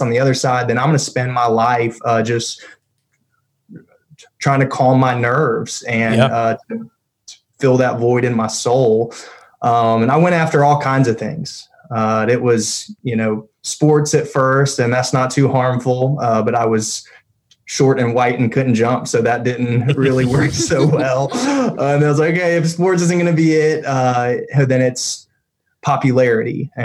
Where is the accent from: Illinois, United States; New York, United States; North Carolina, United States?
North Carolina, United States; Raleigh; I'm from the Raleigh area. I had a house that was off of Falls and Noose Road. I was over there kind of the Litchfield area, and had a horrible speech impediment as a kid